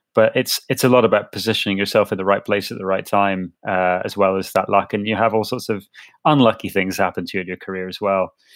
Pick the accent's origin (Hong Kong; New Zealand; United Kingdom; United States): United Kingdom; Edinburgh, Scotland; I grew up in Edinburgh